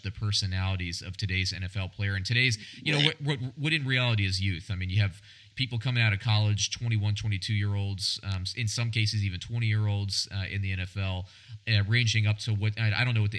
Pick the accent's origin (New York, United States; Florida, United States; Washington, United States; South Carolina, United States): Florida, United States; Central; growing up in Central Florida